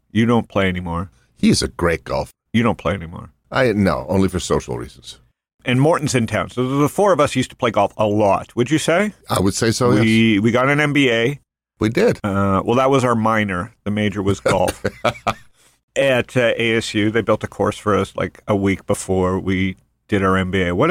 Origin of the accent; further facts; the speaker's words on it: Canada; now in United States; I came from Canada, so I'm very pro U.S.